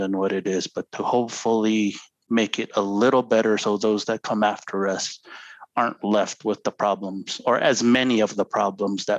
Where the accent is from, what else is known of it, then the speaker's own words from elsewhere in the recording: Zuni Pueblo, New Mexico, United States; now in Santa Clara Pueblo, United States; I'm originally from Zuni Pueblo. Currently live in Santa Clara Pueblo